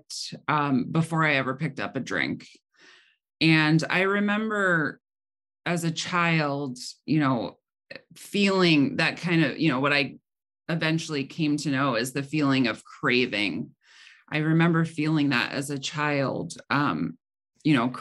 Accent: Cleveland, Ohio, United States; also born or lived in Medina County, Ohio; I grew up in the Cleveland, Ohio area

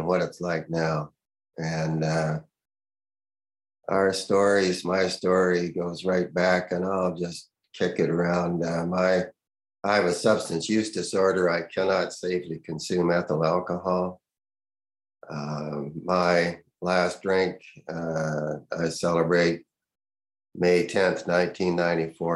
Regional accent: Canada; moved away as an adult; also born or lived in United States; I'm a Canadian, I'm working in the United States.

